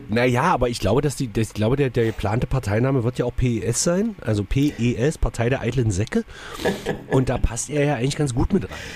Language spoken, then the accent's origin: German; Magdeburg, Saxony-Anhalt, Germany; Bei uns in Magdeburg